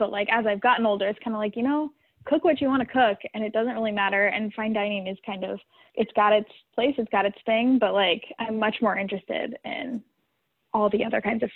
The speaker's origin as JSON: {"language": "English", "region": "Idaho", "country": "United States", "tie": "born or raised there", "moved": "as an adult", "lives_now": "Bay Area, United States", "said": "growing up in Idaho"}